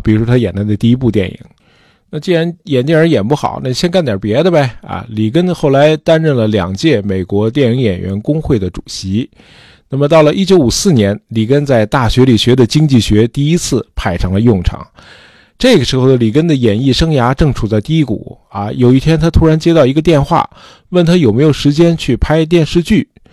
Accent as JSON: {"language": "Chinese", "country": "China", "said": "供给侧这词儿我们中国人听得很耳熟"}